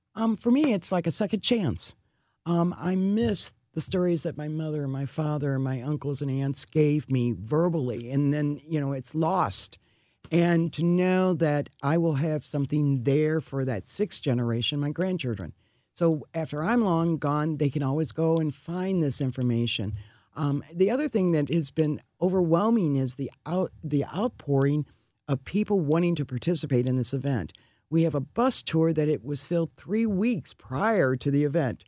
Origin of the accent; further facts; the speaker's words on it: Kirkwood, Missouri, United States; I grew up in Kirkwood.